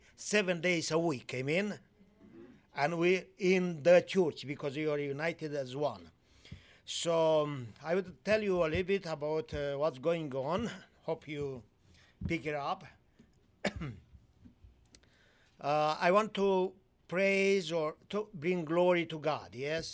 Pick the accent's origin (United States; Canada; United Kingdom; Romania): Romania; Moldova, Moldavia; moved away as an adult; also born or lived in Timișoara, Romania / Austria; I was born in Romania, lived in Romania under the communist times